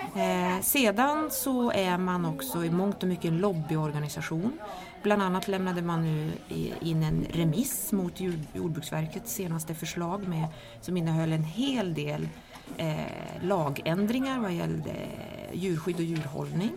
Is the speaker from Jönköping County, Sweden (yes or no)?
no; Kiruna, Norrbotten County, Sweden; jag är uppvuxen i Kiruna